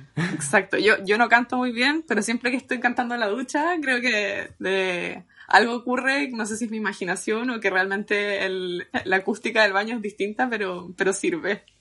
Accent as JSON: {"language": "Spanish", "country": "Chile", "moved": "yes", "lives_now": "London, United Kingdom", "said": "yo soy de Chile"}